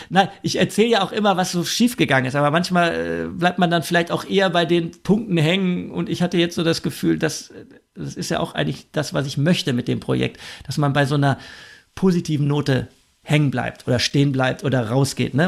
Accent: Germany; als Deutscher

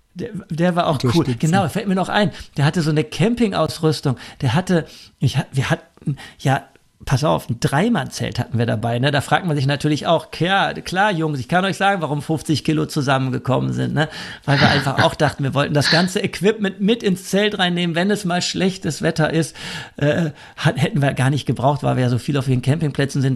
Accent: Germany; als Deutscher

